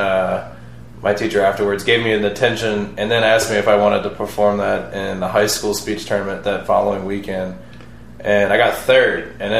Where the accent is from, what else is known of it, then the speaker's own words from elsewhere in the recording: New Orleans, Louisiana, United States; Born and raised in New Orleans